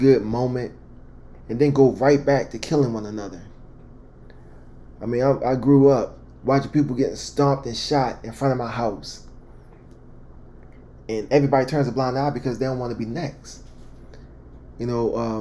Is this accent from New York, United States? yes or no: no; Baltimore, Maryland, United States; I'm originally from Baltimore, Maryland, born and raised